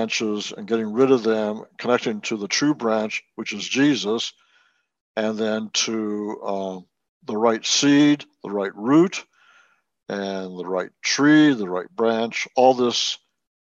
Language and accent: English; Wellington, New Zealand; moved away; I was born in Wellington, New Zealand